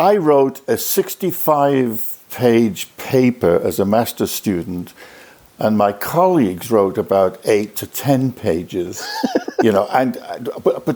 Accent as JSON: {"language": "English", "country": "United Kingdom", "also_born_or_lived": "Loughborough / United States / Norway", "moved": "as an adult", "said": "I'm a Brit, as you can probably detect from the voice."}